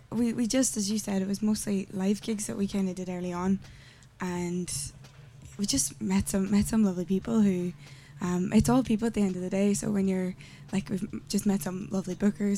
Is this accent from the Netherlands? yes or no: no; Derry, Northern Ireland, United Kingdom; moved away as an adult; now in Dublin, Ireland; So I'm from Derry